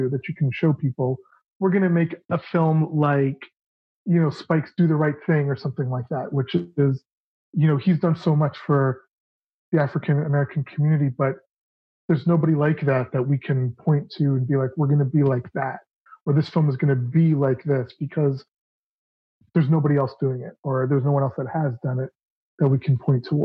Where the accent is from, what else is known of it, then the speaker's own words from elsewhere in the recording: Toronto, Ontario, Canada; the Toronto International Film Festival, which was, you know, which is my hometown